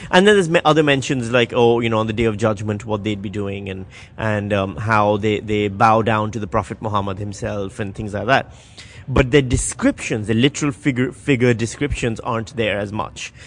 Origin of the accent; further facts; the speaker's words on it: Karachi, Sindh, Pakistan; moved away; we grew up in Karachi.